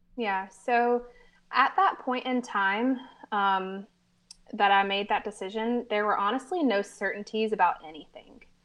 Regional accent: Americus, Georgia, United States; moved away as an adult; now in Americus, United States; we moved back to my hometown, um, known as Americas, Georgia

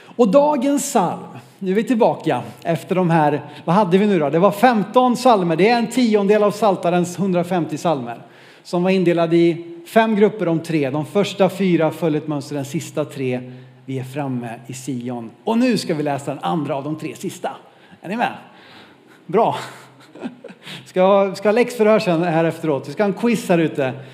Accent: Norrland, Sweden; som norrlänning

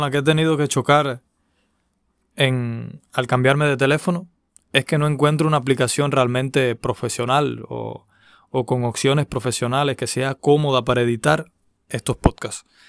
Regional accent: Cuba; aquí en mi país cubano

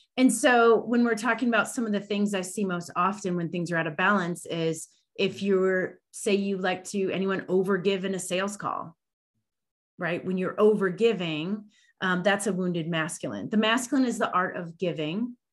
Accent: Illinois, United States; moved away; also born or lived in Chicago / Denver; I'm originally from Illinois

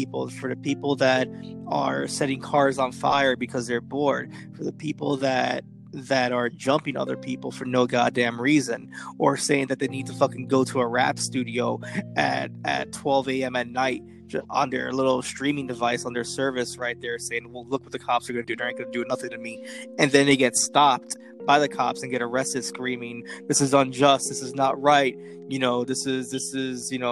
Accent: New York City, New York, United States; moved away; as a New Yorker

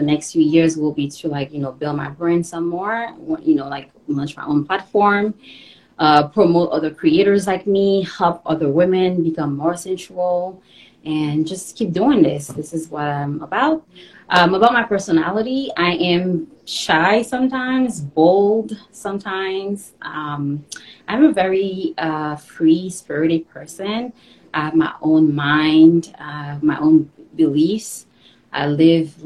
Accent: Haiti; moved away; I was born in Haiti, came here in 05.

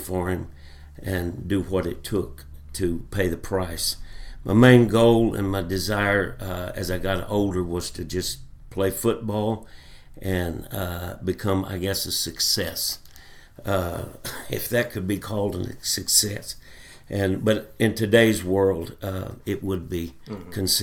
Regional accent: Fort Smith, Arkansas, United States; I was born and raised in Fort Smith, Arkansas

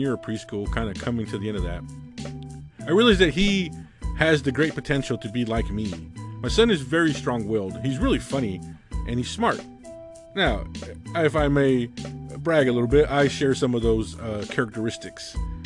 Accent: United States; I grew up right on the Mexican border

